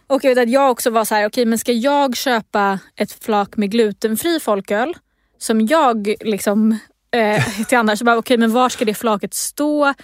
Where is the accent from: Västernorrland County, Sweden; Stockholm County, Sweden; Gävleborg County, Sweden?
Stockholm County, Sweden; Stockholm; i Stockholm, där jag är ifrån